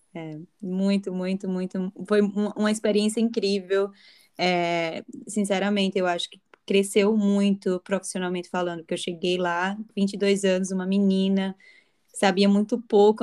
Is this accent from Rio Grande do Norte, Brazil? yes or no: yes; Natal, Rio Grande do Norte, Brazil; moved away as an adult; also born or lived in Argentina / Europe; now in Barossa Valley, Australia; sendo natalense